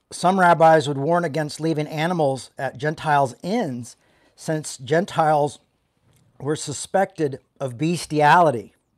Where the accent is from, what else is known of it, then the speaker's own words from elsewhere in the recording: the South, United States; when I was growing up in the South